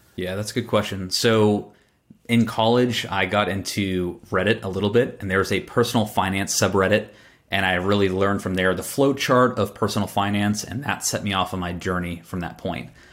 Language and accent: English; Boston, Massachusetts, United States; when I was born in Boston